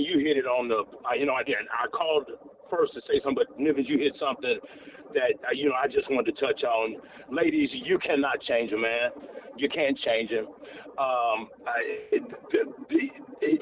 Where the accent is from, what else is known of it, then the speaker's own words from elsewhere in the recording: the South, United States; I was brought up in the South in the church